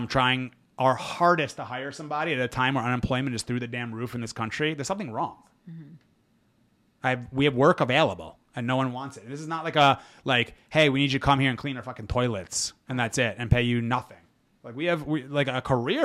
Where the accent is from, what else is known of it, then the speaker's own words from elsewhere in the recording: United States; as an American